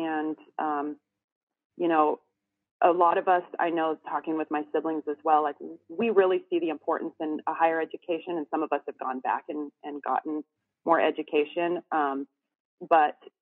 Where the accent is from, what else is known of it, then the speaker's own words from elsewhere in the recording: the Northwest, Pacific Northwest, United States; I'm from the Northwest.